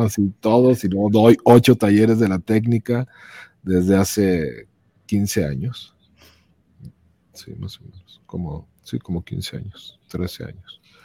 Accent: León, Guanajuato, Mexico; also born or lived in Mexico City; yo soy de León, o sea, de aquí, de aquí al Real son cinco horas

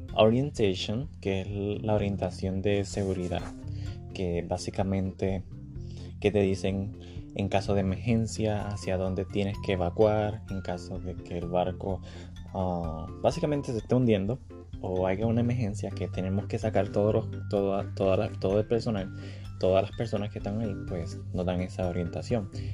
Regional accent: Puerto Rico; now in Orlando, United States; soy puertorriqueño

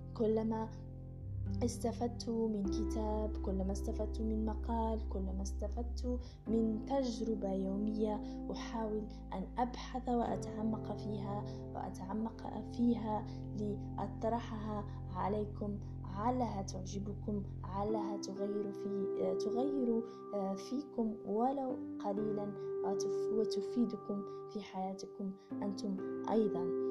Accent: Algeria; من الجزائر

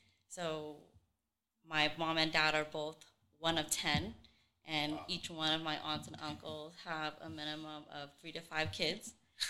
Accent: Sacramento, California, United States; from Sacramento, but my family is originally from Vietnam.

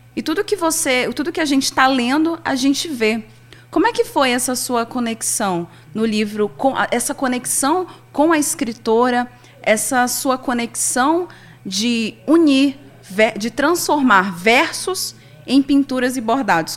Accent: Novo Airão, Amazonas, Brazil; sou amazônida, mulher ancestral do povo baré, airoense, ribeirinha

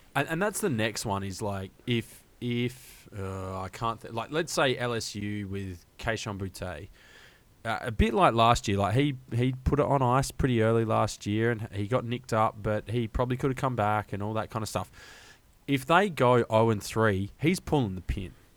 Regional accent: Australia; an Australian college football fan

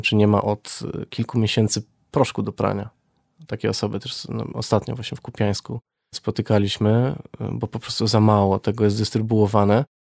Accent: Wrocław, Lower Silesian Voivodeship, Poland; pochodzę z Wrocławia

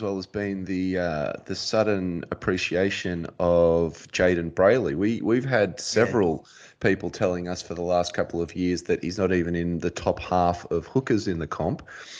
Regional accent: New South Wales, Australia; we're from New South Wales

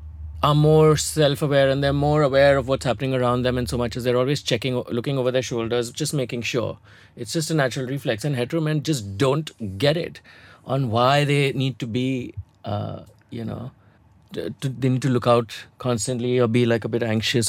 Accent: Hyderabad, Telangana, India; I was a small town boy. I came here from Hyderabad. I didn't know how to navigate social spaces.

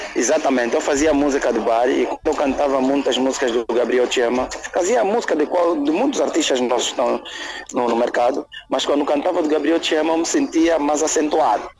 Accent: Luanda, Luanda Province, Angola; sou de Luanda, não sou uh, da Lunda Sul, nem da Lunda Norte, nem é do Mochico, mas independentemente de ser angolano

